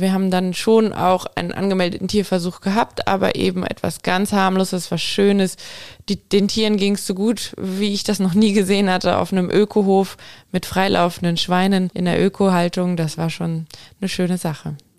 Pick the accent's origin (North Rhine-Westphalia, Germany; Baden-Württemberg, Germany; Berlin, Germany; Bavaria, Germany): Baden-Württemberg, Germany; Aalen; also born or lived in Munich; Aalen ist meine Heimatstadt